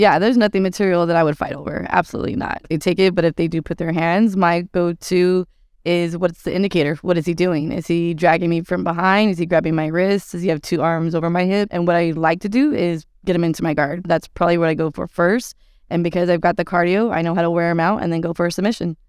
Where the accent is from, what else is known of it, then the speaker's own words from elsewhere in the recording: Texas, United States; I'm from the Lone Star State, so we eat tacos all day, every day